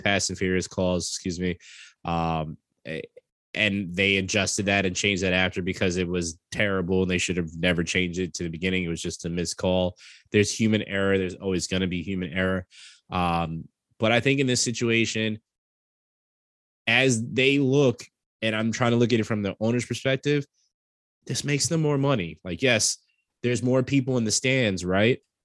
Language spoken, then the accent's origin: English; New York, United States; I'm from New York